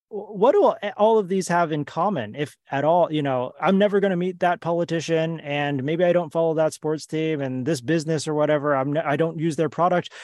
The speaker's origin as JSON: {"language": "English", "country": "United States", "tie": "born or raised there", "said": "I grew up in the United States"}